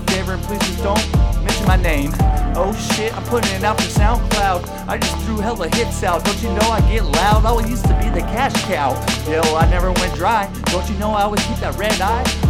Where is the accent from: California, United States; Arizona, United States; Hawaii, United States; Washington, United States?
California, United States; I'm from the West Coast, and I'm from Cali.